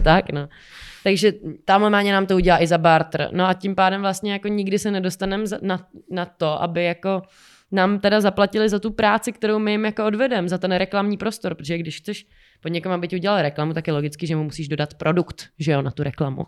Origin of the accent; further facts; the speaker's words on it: Czechia; u nás v Čechách